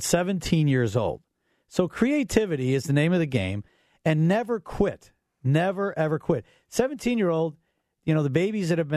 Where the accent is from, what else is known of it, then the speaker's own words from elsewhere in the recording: Orland Park, Illinois, United States; my hometown, Orland Park